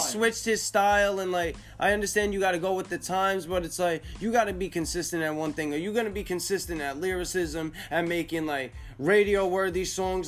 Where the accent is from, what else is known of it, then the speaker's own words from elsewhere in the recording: Northeast, United States; I'm from the Northeast